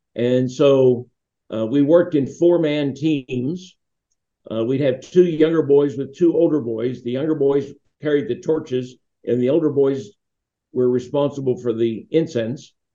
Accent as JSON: {"language": "English", "town": "Duquesne", "region": "Pennsylvania", "country": "United States", "tie": "born or raised there", "said": "the church I grew up with in Saints Peter and Paul in Duquesne"}